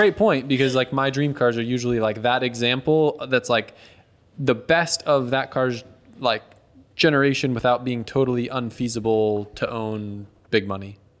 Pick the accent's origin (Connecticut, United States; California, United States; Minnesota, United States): Connecticut, United States; moved away; I grew up in Connecticut